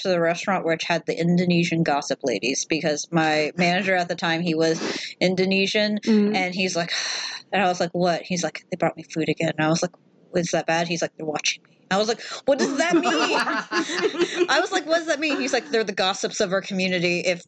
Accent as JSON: {"language": "English", "region": "the South", "country": "United States", "said": "I'm from the South."}